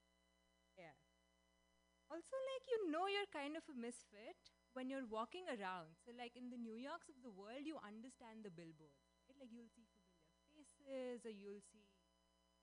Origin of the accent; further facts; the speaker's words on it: India; moved away as an adult; now in San Francisco, United States; I am Indian, moved to SF 10 months ago.